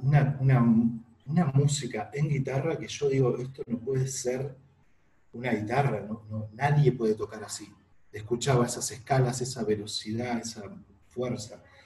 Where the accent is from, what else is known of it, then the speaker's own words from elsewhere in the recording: Villa Regina, Río Negro, Argentina; moved away as an adult; also born or lived in Chos Malal, Neuquén; now in Neuquén, Argentina; en la ciudad donde yo nací, en Villa Regina, que es provincia de Río Negro